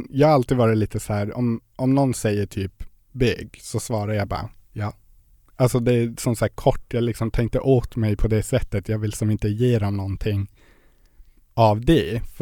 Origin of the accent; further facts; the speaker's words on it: Gällivare, Norrbotten County, Sweden; now in Luleå, Sweden; Jag kommer från Gällivare.